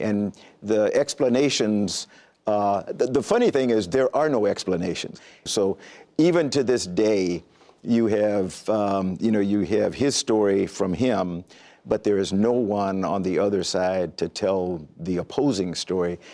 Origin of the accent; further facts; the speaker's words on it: Columbia, South Carolina, United States; moved away as an adult; I grew up in Columbia, South Carolina